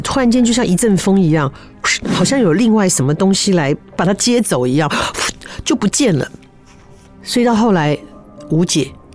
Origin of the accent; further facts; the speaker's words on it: Taichung, Taiwan; 我小时候在台中，哈，出生的